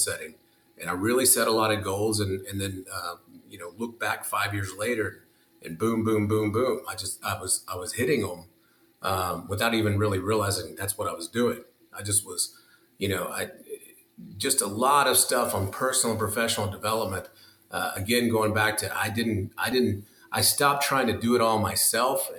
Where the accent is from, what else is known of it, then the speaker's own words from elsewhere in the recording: Seminole, Texas, United States; also born or lived in Lubbock, Texas; I'd started back in my hometown